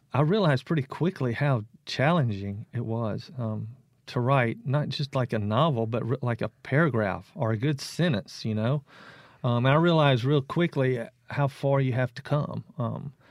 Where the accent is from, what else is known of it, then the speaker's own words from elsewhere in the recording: South Mississippi, United States; I'm from South Mississippi